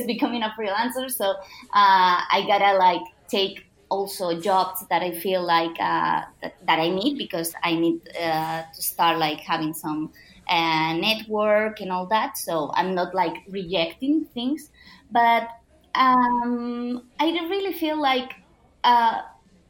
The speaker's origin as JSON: {"language": "English", "town": "Barcelona", "region": "Catalonia", "country": "Spain", "tie": "born or raised there", "also_born_or_lived": "Istanbul", "moved": "as an adult", "said": "the life that I was living back in Barcelona, in my hometown."}